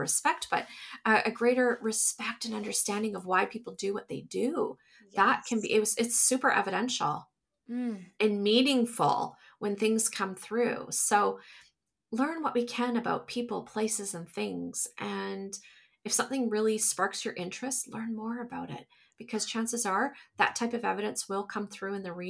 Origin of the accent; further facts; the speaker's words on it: Canada; I'm from Canada. So we're from Canada.